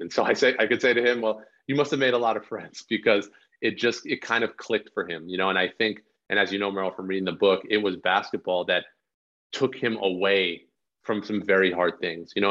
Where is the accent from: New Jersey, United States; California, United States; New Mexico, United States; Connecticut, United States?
New Jersey, United States; northern; my hometown in northern New Jersey